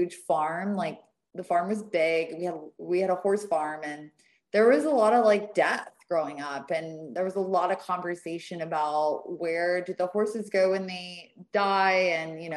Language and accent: English; the South, United States; I come from the South